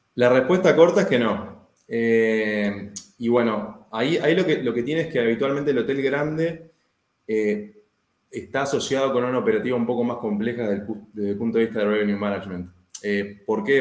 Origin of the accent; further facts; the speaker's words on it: Uruguay; yo vivo en Uruguay, soy uruguayo